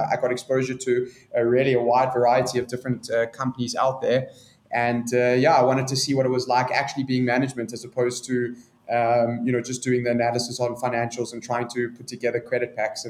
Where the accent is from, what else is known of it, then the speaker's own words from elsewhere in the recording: Johannesburg, Gauteng, South Africa; I was born and raised in Johannesburg. I still live here.